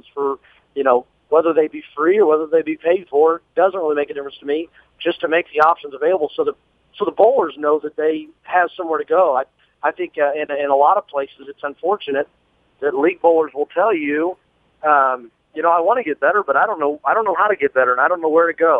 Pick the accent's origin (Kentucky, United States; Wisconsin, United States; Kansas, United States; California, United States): Kansas, United States; Hutchinson; the bowling center that I grew up in Hutchinson, Kansas